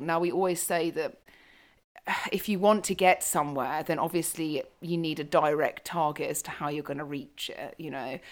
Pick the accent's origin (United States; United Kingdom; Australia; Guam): United Kingdom; moved away as an adult; now in Africa; being British, moving to Africa.